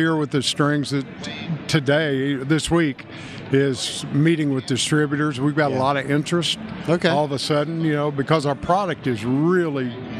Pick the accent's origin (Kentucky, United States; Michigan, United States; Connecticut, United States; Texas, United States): Kentucky, United States; accent: Kentucky; I'm from Kentucky, man.